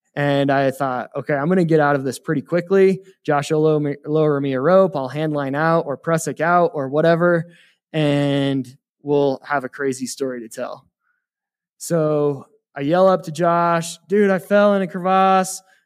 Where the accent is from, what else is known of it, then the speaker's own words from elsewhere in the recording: Heber City, Utah, United States; moved away as an adult; now in Evanston, United States; I grew up in Heber City, Utah, and kind of been playing in the mountains my whole life